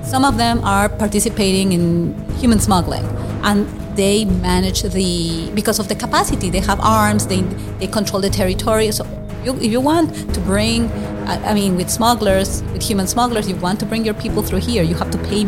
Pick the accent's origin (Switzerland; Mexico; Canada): Mexico; Mexico City; moved away as an adult; also born or lived in New York City; now in United States; I was born near Mexico City in the state of Mexico, very near Mexico City. But, you know, I was raised in Mexico City